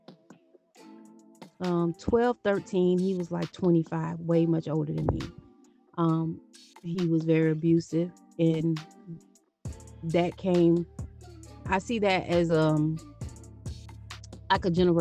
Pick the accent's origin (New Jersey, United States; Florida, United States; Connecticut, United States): Florida, United States; Okeechobee; Growing up in Okeechobee